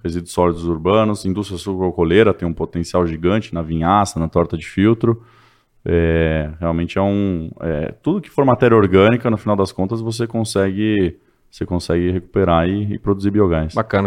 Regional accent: São Paulo, Brazil; moved away as an adult; also born or lived in Israel; now in Patos, Brazil; eu sou de São Paulo, é, capital

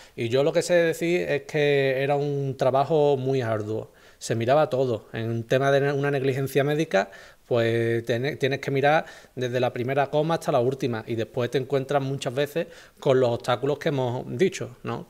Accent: Ronda, Andalusia, Spain; yo soy de Ronda

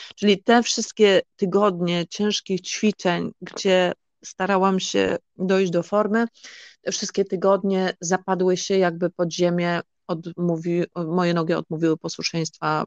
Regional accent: Polish coast, Poland; moved away as an adult; now in Netherlands; ja pochodzę z Polski, z Nadmorza

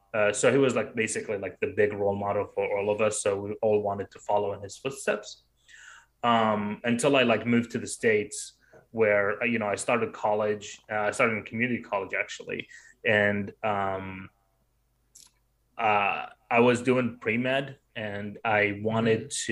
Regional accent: Baghdad, Baghdad Governorate, Iraq; moved away; I was growing up in Baghdad

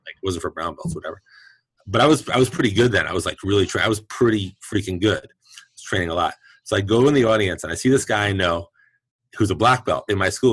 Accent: New York City, New York, United States; now in San Francisco Bay Area, United States; I'm born and raised in Brooklyn

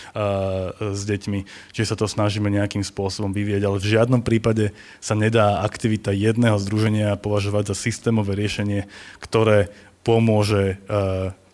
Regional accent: Bratislava, Bratislava Region, Slovakia; pochádzam teda zo zmiešanej rodiny a narodil som sa v Bratislave

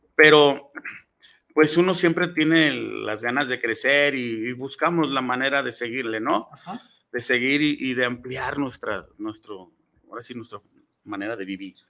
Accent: Tlaquepaque, Jalisco, Mexico; soy originario de Tlaquepaque, soy artesano 100% de Tlaquepaque

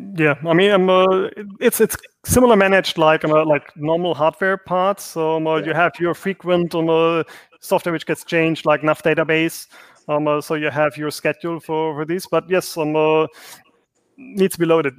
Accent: Germany; moved away; I'm originally from Germany, so Germany.

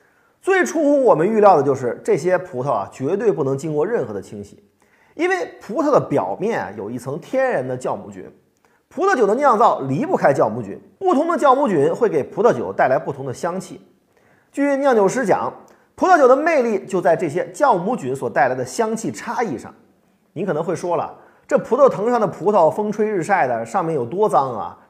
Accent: China; 多多关爱我们中国人自己的民族工业

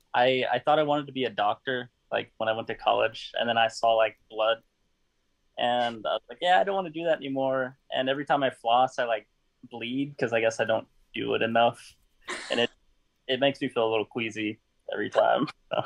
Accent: Houston, Texas, United States; I'm from Houston, Texas

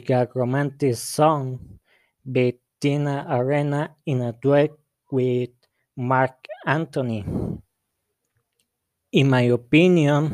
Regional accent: La Barca, Jalisco, Mexico; English is a second language; I'm from La Barca, Jalisco

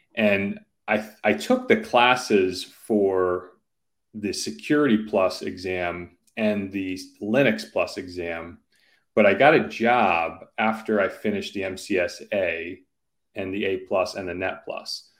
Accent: Simsbury, Connecticut, United States; my childhood house growing up in Simsbury

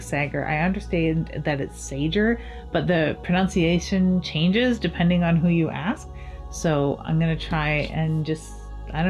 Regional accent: Canada; as a Canadian author

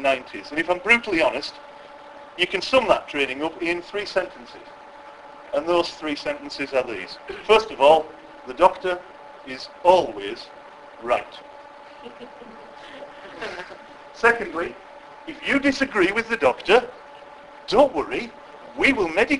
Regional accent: West Cumbria, North West England, United Kingdom; I'm from West Cumbria, so that's where the accent is

